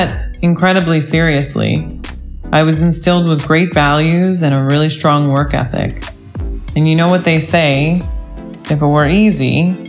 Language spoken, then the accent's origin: English; New York City, New York, United States; I grew up in New York, and there's something about Manhattan that makes you that much more hungrier in life. New York has a lot to do with who I am as a person.